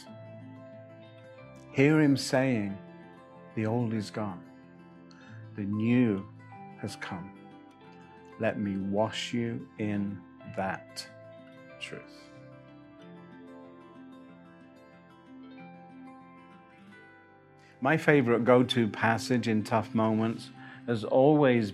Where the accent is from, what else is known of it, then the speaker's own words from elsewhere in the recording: England, United Kingdom; I'm English